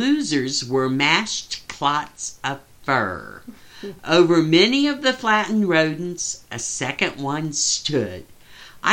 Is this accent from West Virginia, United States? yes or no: yes; West Virginia, United States; growing up in West Virginia, the only time we used that is we'd say we stoved our finger